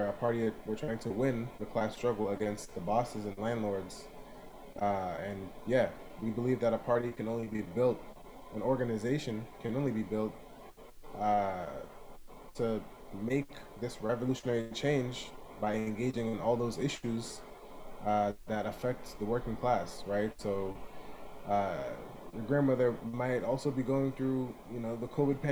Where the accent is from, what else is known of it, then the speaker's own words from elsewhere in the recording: New York City, New York, United States; moved away as an adult; now in Boston, United States; I am originally from Brooklyn